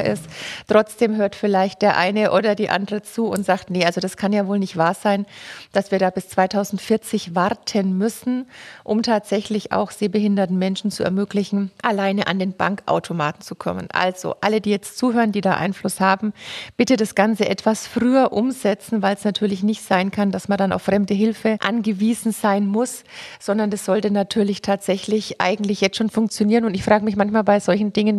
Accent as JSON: {"language": "German", "area": "Franconia", "region": "Bavaria", "country": "Germany", "said": "ich komme tatsächlich aus der Schnittstelle zwischen Bierfranken und Weinfranken"}